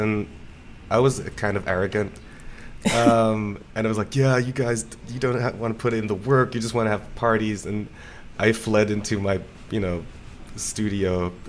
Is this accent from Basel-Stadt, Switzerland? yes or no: yes; Basel, Basel-Stadt, Switzerland; In Basel.